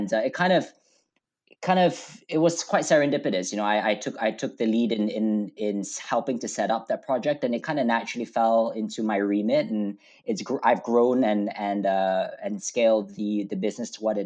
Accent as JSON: {"language": "English", "country": "Malaysia", "tie": "born or raised there", "moved": "as an adult", "lives_now": "United Kingdom", "said": "I grew up in Malaysia, so I'm a Malaysian boy. I came over to the UK for university"}